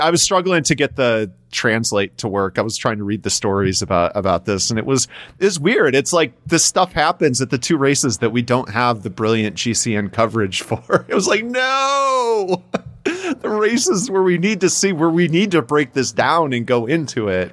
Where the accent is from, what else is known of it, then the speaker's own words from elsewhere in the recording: United States; us as American fans